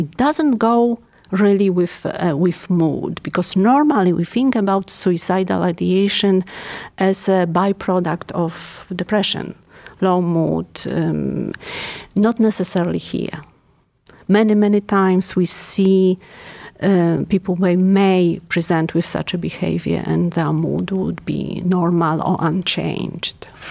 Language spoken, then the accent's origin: English; Poland; English is a second language; moved away as an adult; now in Cleveland, United States; So I'm European. Obviously, you can't tell probably by my accent. I'm Polish